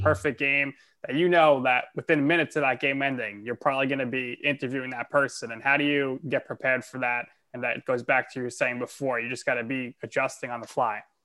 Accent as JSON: {"language": "English", "country": "United States", "tie": "born or raised there"}